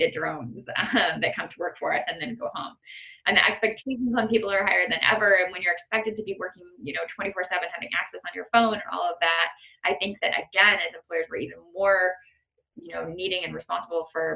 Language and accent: English; Canada; I have in being Canadian